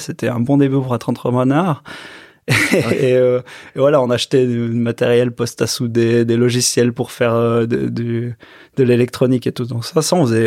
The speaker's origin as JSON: {"language": "French", "area": "Choëx", "region": "Valais", "country": "Switzerland", "tie": "born or raised there", "said": "je suis né à, à Chouet, donc j'étais à l'école, euh, ben, dans les petites écoles à, Chouet. Ensuite, j'étais à Monté, euh, cycle d'orientation"}